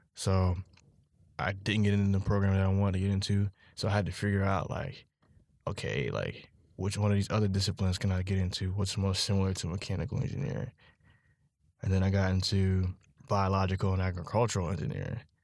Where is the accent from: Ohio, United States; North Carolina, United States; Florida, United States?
North Carolina, United States; Charlotte; I'm from Charlotte, North Carolina, seven zero four.